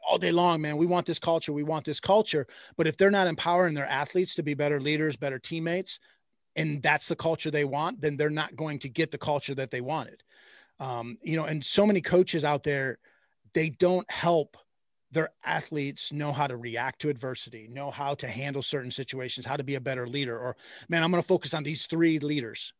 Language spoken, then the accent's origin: English; Michigan, United States; moved away as an adult; also born or lived in Indiana / the South; now in Ohio, United States; I grew up in Michigan